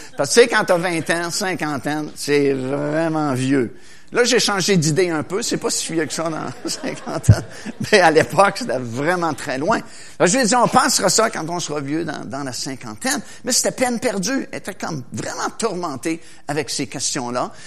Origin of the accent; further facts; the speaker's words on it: Trois-Rivières, Quebec, Canada; à mon école, à Trois-Rivières, parce que moi je viens de Trois-Rivières